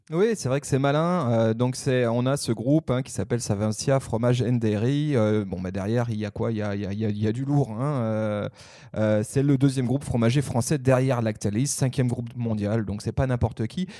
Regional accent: Haute-Savoie, Auvergne-Rhône-Alpes, France; ma région natale, la Haute-Savoie

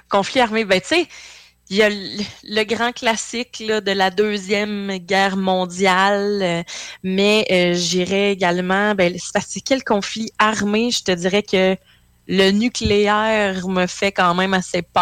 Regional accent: Quebec, Canada; Euh, j'ai grandi très près de Valcartier.

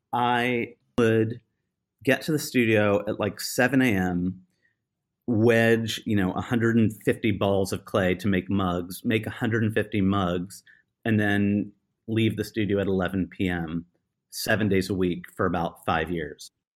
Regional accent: United States; I am obviously American

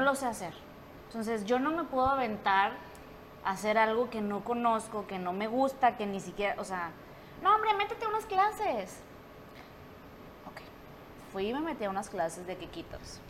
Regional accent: Monterrey, Nuevo León, Mexico; soy de Monterrey

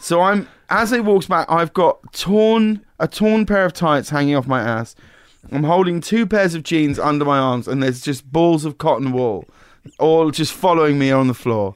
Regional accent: High Wycombe, South East England, United Kingdom; moved away; I grew up in a very small town called High Wycombe

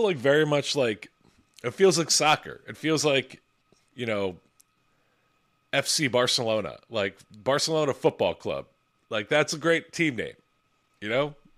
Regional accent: Philadelphia, Pennsylvania, United States; my hometown team, the Philadelphia Eagles

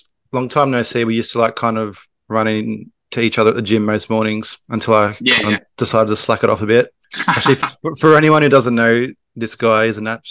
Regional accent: Sydney, New South Wales, Australia; also born or lived in Illawarra; I kind of grew up Western Sydney for a little bit. Then I moved down to the Illawarra

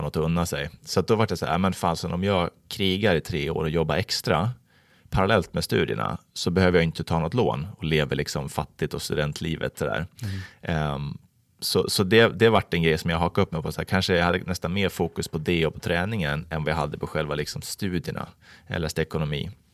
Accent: Falun, Dalarna County, Sweden; now in Vallentuna, Sweden; Jag är uppvuxen i Falun, Dalarna

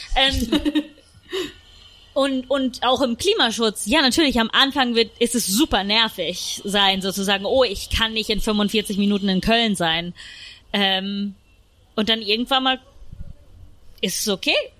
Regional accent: Rome, Lazio, Italy; moved away; ich bin zum Beispiel in Rom aufgewachsen

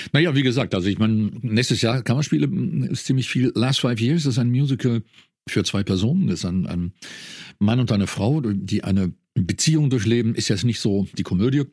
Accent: North Rhine-Westphalia, Germany; Ich komme aus dem, aus dem Niederrhein, bin, darum ist mir das, das Idiom auch vertraut

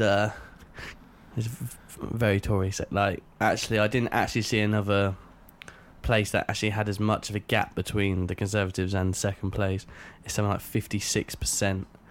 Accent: Reading, South East England, United Kingdom; I'm from Reading

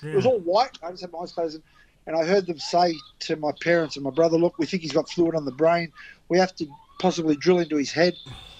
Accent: Sydney, New South Wales, Australia; We grew up in Newtown Police Boys

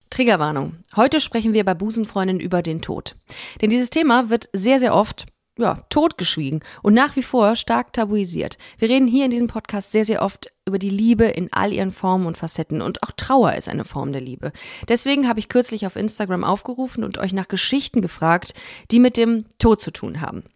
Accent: Düsseldorf, North Rhine-Westphalia, Germany; ich bin ja in Düsseldorf aufgewachsen

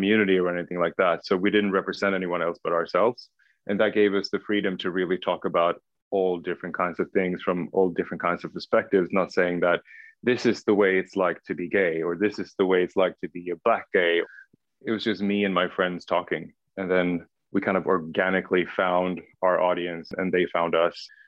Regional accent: Stockholm, Stockholm County, Sweden; first language Swedish; English is a second language; also born or lived in Södertälje / Paris; I grew up in Stockholm, and Stockholm, for everyone who's never been to Stockholm before, is the capital of Sweden

